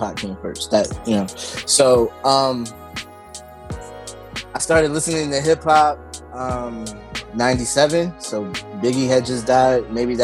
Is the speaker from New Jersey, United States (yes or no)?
yes; New Jersey, United States; also born or lived in Belleville, New Jersey; I'm a Jersey kid